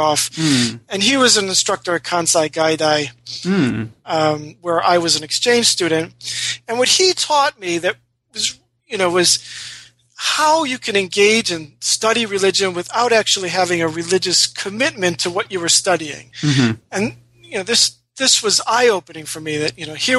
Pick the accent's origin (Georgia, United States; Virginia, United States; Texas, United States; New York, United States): New York, United States; Rochester; I was born and raised in Rochester, New York